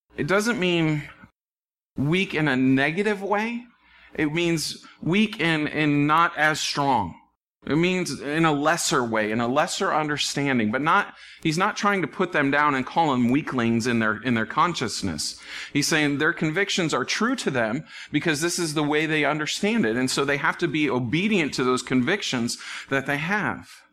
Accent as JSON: {"language": "English", "country": "United States", "said": "as American Christians"}